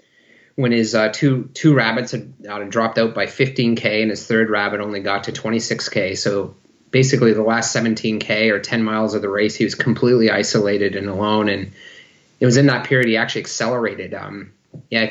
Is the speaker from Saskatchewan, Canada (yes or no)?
no; near Sarnia, Ontario, Canada; moved away as an adult; also born or lived in Maastricht, Netherlands / Lausanne, Switzerland; now in Victoria, Canada; Both my wife and I were born and raised in Ontario, near Sarnia, Ontario